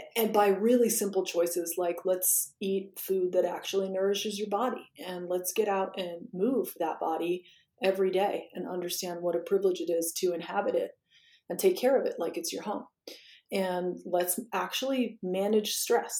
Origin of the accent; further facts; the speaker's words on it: Washington, District of Columbia, United States; I'm from Washington D.C. and I grew up there